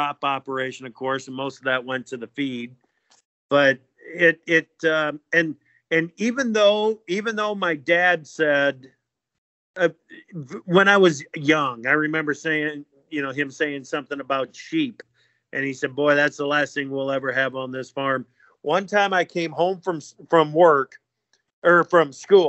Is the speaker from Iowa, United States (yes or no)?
yes; Oxford Junction, Iowa, United States; Grew up in Eastern Iowa, Oxford Junction, Iowa. It's in Jones County